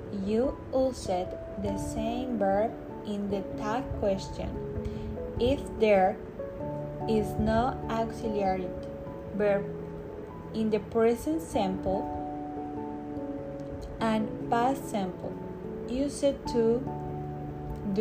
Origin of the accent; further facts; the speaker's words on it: Tampico, Tamaulipas, Mexico; English is a second language; now in Tuxpan, Mexico; I'm from Tampico, Tamaulipas, but I live in Tuxpan